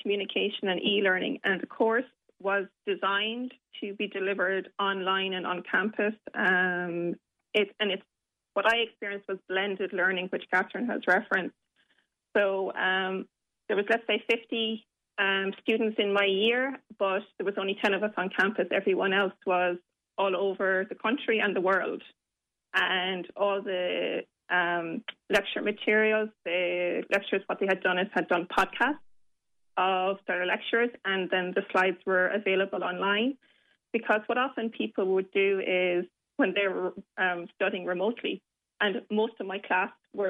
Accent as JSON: {"language": "English", "town": "Limerick", "region": "Munster", "country": "Ireland", "said": "Well, I did choose on campus, but that was fortunate because I'm from Limerick."}